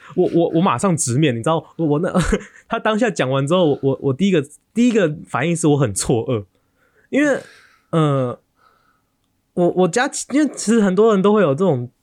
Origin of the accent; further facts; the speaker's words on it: Taiwan; accent: Taiwanese accent; now in New York, United States; 我是台湾人